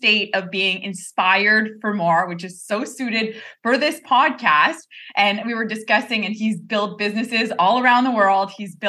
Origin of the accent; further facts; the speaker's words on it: Quebec, Canada; we're both Canadians, we're both from Quebec.